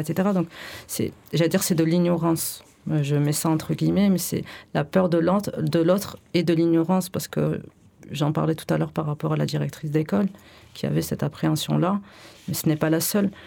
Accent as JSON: {"language": "French", "country": "France", "tie": "born or raised there", "said": "je suis née en France et j'ai fait des études et de lettres"}